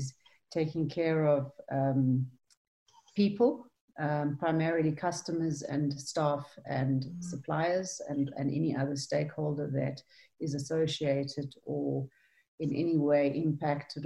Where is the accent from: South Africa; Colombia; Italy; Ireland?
South Africa; I am South African